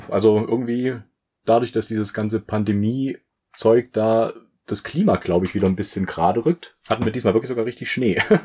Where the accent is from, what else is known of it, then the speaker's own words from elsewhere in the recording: Saxony, Germany; moved away; also born or lived in southern Germany; ich komme aus dem Süden oder wohne jetzt im Süden, sagt man so. Bin eigentlich auch eher aus Sachsen